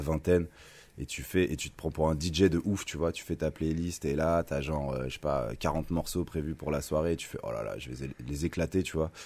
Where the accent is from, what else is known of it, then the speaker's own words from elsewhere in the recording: Thonon-les-Bains, Auvergne-Rhône-Alpes, France; je suis né en 1984 à Tonon-les-Bains